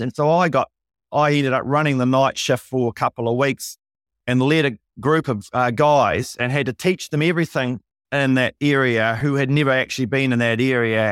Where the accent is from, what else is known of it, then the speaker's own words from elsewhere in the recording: Invercargill, Southland, New Zealand; moved away as an adult; also born or lived in Wellington; I'm nineteen. I'm from Invercargill. I've never been out of town.